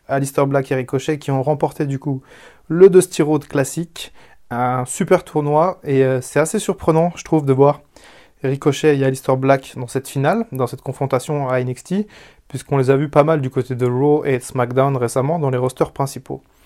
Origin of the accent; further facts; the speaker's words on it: France; je viens de France